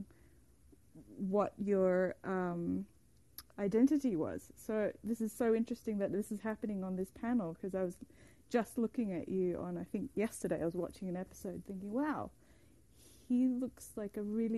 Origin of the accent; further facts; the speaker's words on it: Bali, Indonesia; now in Los Angeles, United States; I grew up in Indonesia not looking Asian and not being Asian enough